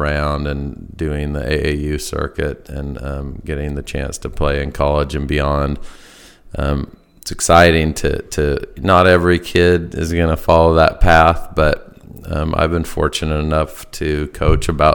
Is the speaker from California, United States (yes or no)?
no; Bellingham, Washington, United States; also born or lived in Spokane, Washington / Venezuela / Massachusetts; I grew up in Bellingham, Washington, played at Sehome High School.